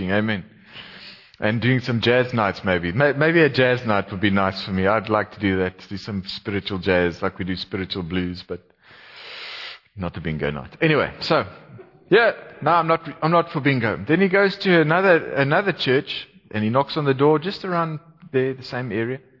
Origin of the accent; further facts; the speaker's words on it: Gauteng, South Africa; now in Cape Town, South Africa; I did my best to make them feel welcome in Cape Town. Because I was also from Gauteng. They used to call me a Vaalie. Took a few years for that to wear off.